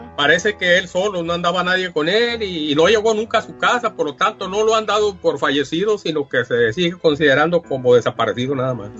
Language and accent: Spanish; Yécora, Sonora, Mexico; yo soy del municipio de Yecora, Sonora